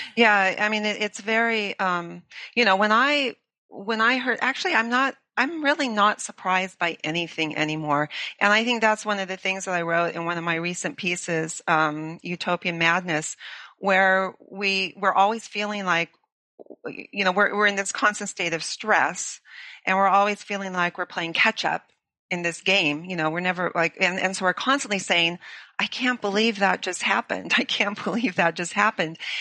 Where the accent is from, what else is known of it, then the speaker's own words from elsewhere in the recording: Los Angeles, California, United States; moved away; I grew up in Los Angeles